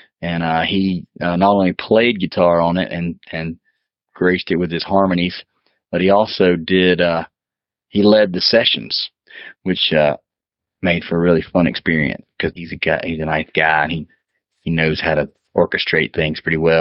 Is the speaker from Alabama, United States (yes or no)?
yes; Mobile, Alabama, United States; I spent a lot of time down on the coast whenever I could get away from Mobile